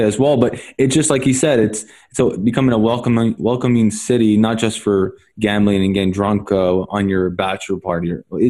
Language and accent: English; Montreal, Quebec, Canada; I know we're both from Montreal.